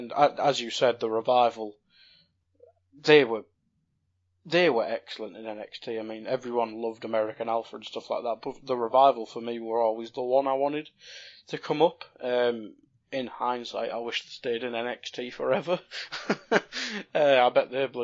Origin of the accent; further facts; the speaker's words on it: North East England, United Kingdom; we're both British or from the North East. Coming from the North East, we have different comedic tastes